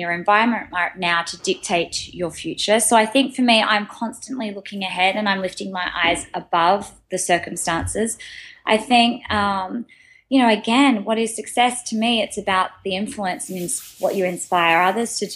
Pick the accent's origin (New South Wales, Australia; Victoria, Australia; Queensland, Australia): New South Wales, Australia; Sydney; moved away as an adult; now in New York, United States; I'm from Australia and moving over to New York and having to start again